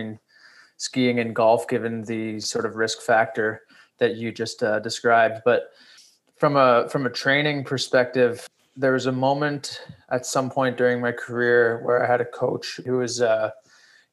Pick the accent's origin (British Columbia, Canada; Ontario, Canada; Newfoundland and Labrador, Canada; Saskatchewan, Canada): Ontario, Canada; Toronto; I grew up here in Toronto and was introduced to skiing at a very young age there